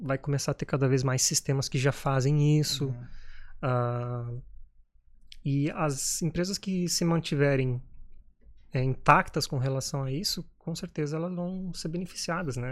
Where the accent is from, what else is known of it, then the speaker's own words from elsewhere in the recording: Brazil; moved away as an adult; eu sou brasileiro